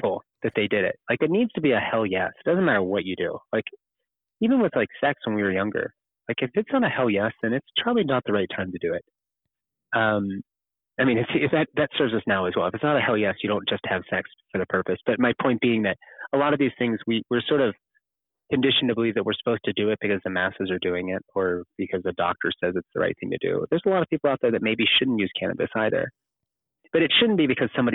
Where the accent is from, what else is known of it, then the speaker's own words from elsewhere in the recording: Kentucky, United States; Kentucky. That's my home state.